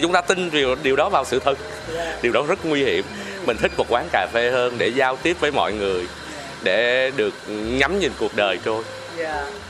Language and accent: Vietnamese; Bảo Lộc, Lâm Đồng, Vietnam; mình là người à, Bảo Lộc